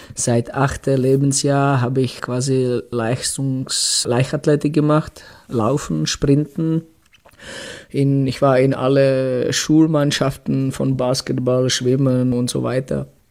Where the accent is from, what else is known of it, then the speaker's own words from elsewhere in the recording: Litvínov, Ústí nad Labem Region, Czechia; German is a second language; moved away as an adult; ich bin äh, aus Tschechien, aus kleinen Stadt, aus Litvinov